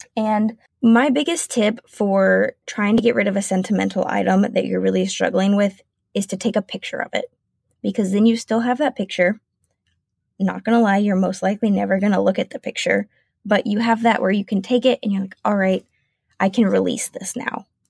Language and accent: English; South Carolina, United States; moved away as an adult; now in Washington, United States